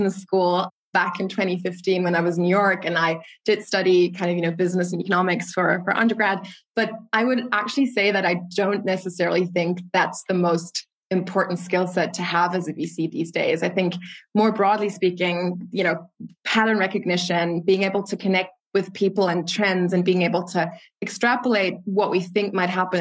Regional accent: Germany; my father came to Germany more than 30 years ago as a Nigerian immigrant. So I'm a proud Afro-German citizen

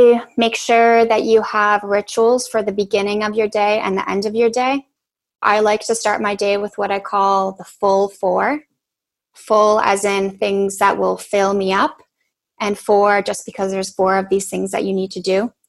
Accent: Poland; born there; also born or lived in Canada; I'm Polish-Canadian. I was born in Poland, and then I did my education in Canada.

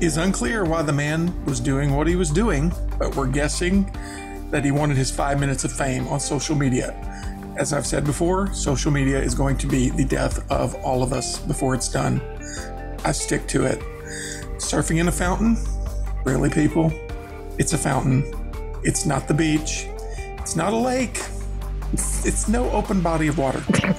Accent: the South, United States; I'm from the South.

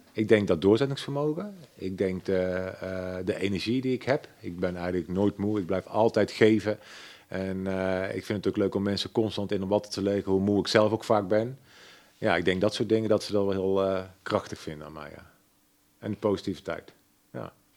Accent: Waalwijk, North Brabant, Netherlands; accent: zachte G; Ik ben geboren en getogen in Waalwijk.

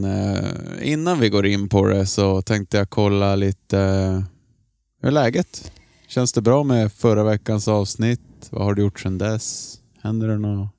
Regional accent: Norrbotten County, Sweden; accent: Norrland dialect; som en norrbottning

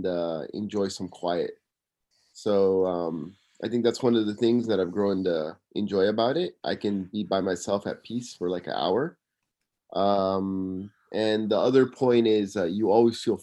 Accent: Simi Valley, California, United States; now in Tokyo, Japan; I'm living in Tokyo, Japan, and I'm from Simi Valley, California

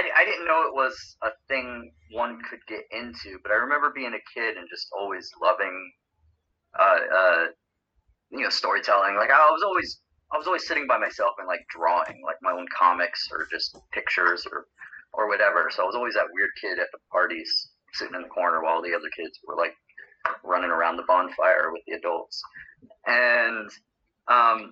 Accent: Florida, United States; I'm from Florida originally

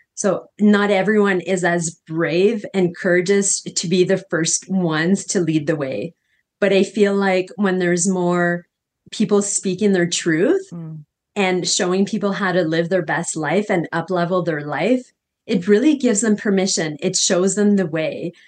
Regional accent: Canada; now in Costa Rica; I'm from Canada originally

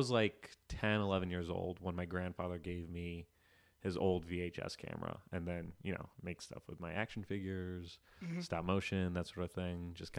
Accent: Florida, United States; Yeah, I grew up in South Florida, and they like raise athletes down there.

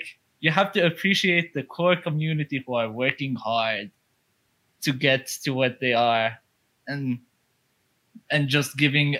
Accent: Saudi Arabia; I'm a dude from Saudi Arabia

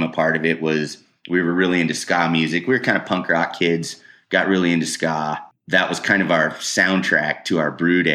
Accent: Wheat Ridge, Colorado, United States; I grew up in Wheat Ridge

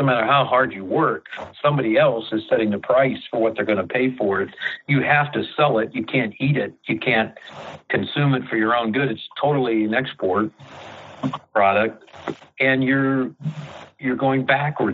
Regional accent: Mercer, Pennsylvania, United States; now in Ohio, United States; I grew up near Mercer, Pennsylvania, up in the northwest area.

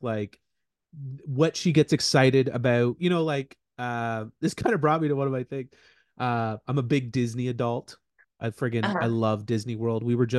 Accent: Brockville, Ontario, Canada; also born or lived in Ottawa / Western Canada; I live in Brockville, Ontario.

